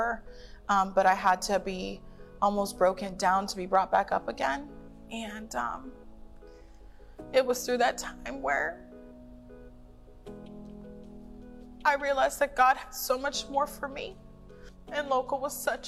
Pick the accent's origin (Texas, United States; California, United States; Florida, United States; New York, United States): Florida, United States; Tampa Bay area; I'm from the Tampa Bay area